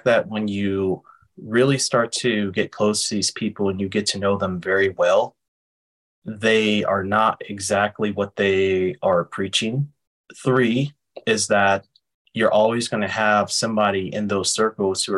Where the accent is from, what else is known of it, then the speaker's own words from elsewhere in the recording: Berkeley, California, United States; my hometown of Berkeley, California